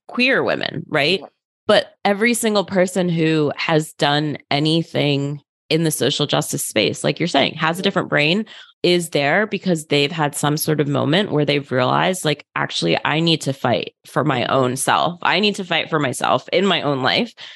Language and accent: English; outside of Philadelphia, Pennsylvania, United States; I grew up in outside of Philadelphia in a pretty white suburb